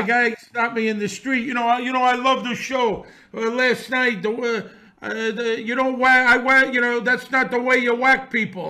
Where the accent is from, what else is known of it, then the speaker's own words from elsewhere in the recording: New York City, New York, United States; I grew up around this in Bensonhurst in the 60s and 70s.